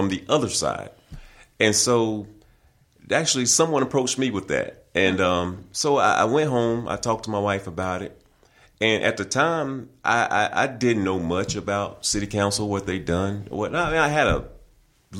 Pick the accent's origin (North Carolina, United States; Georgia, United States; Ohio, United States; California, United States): North Carolina, United States; Bessemer City; now in Hickory, United States; I was originally born and raised in Bessemer City, North Carolina, which is in Gaston County